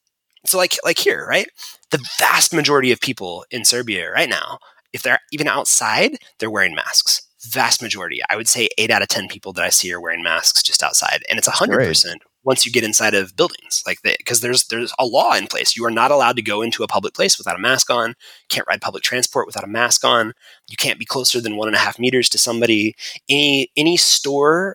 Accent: United States; we're from America

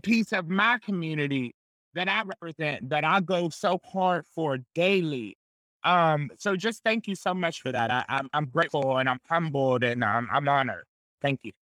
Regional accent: Pittsburgh, Pennsylvania, United States; I grew up in the Hill District

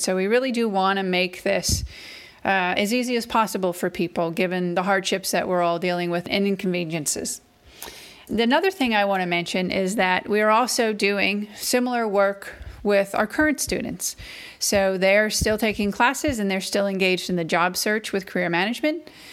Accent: Massachusetts, United States; now in Athens, Georgia, United States; I live in Athens, Georgia, but I'm originally from Massachusetts, um, so I'm a northern transplant. So I'm a New Englander at heart

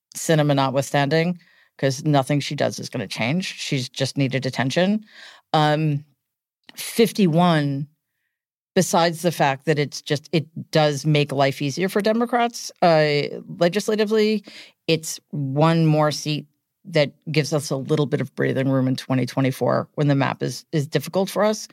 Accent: New York City, New York, United States; I grew up in Queens

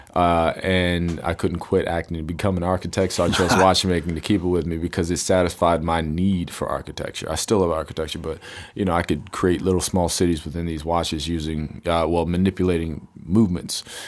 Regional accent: United States; being American in America

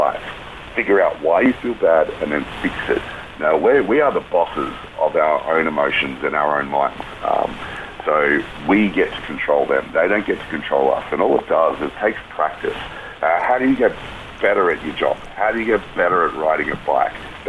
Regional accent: Australia; as an Australian and a military guy

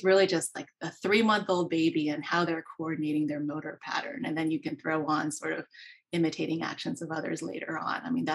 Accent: Maryland, United States; also born or lived in Pennsylvania; I was born in Pennsylvania and grew up in Maryland

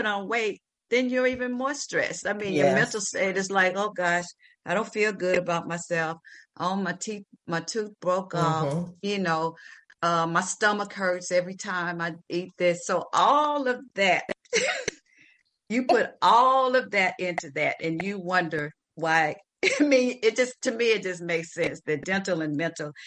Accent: the South, United States; I grew up, I'm from the South in the country

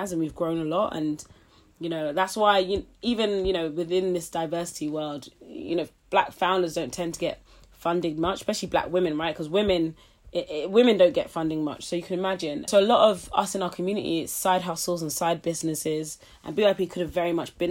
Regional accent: London, United Kingdom; also born or lived in Nottingham / Florida; I grew up in East London

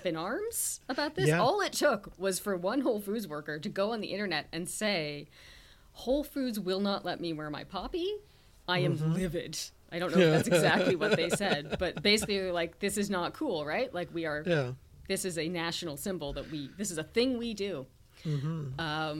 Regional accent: Canada; as a Canadian

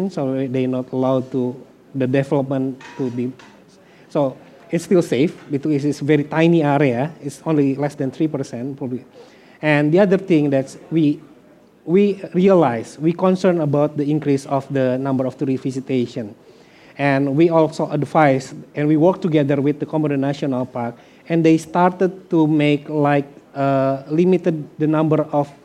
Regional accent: West Java, Indonesia; moved away; also born or lived in Flores; I'm Sudanese

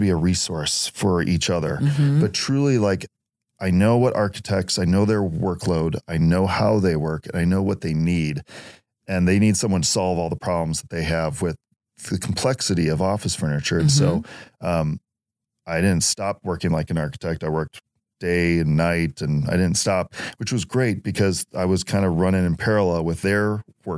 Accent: Wheaton, Illinois, United States; both my wife and I grew up in Wheaton, moved back to Wheaton when we got married after college.

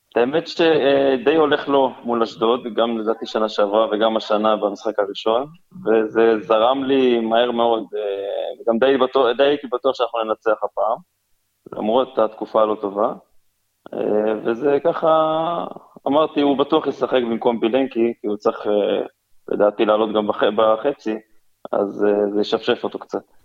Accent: Kiryat Tivon, Haifa District, Israel; now in Kiryat Bialik, Israel; אני במקור מקריית טבעון

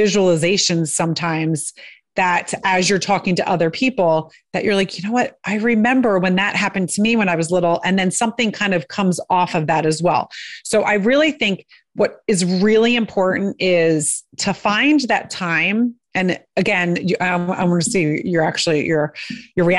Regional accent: outside of Philadelphia, Pennsylvania, United States; I grew up outside of Philadelphia

